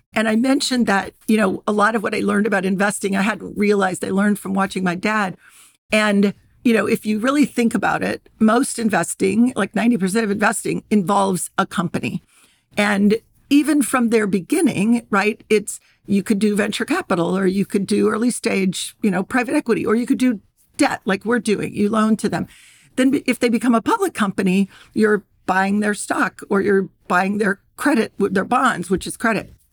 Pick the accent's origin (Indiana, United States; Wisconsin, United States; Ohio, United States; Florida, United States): Ohio, United States; I grew up in Ohio, and I grew up in the sixties and seventies